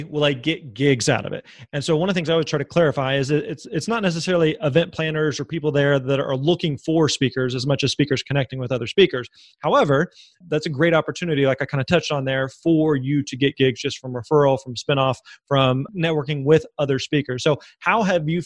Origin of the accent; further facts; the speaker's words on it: Springfield, Missouri, United States; moved away as an adult; now in Nashville, United States; I grew up in Southwest Missouri, in Springfield, Missouri